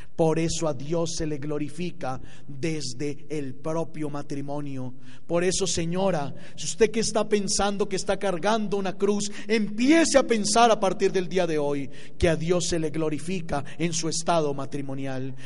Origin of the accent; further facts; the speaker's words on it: Colombia; moved away; mi país